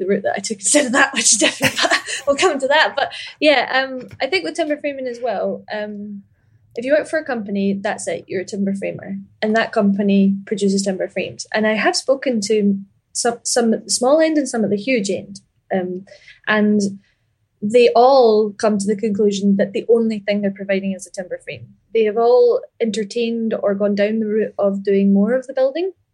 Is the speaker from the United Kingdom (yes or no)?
yes; Ayr, Scotland, United Kingdom; I grew up in Ayr